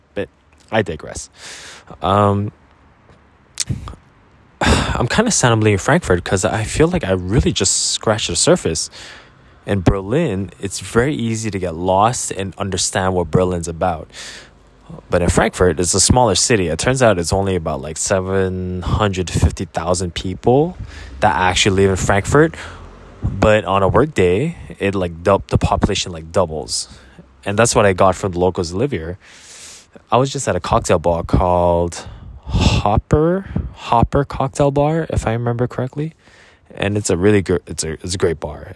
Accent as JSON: {"language": "English", "country": "Canada", "said": "They saw me as a Canadian, but they also saw me as a Korean. And I really appreciated that fact because that's the reality of who I am. I'm a Korean Canadian"}